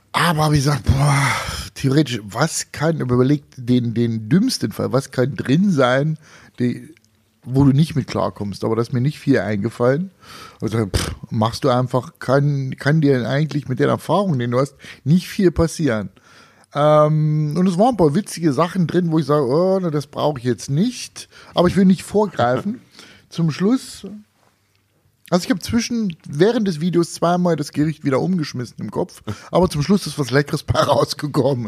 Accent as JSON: {"language": "German", "region": "Thuringia", "country": "Germany", "said": "ich bin Thüringer"}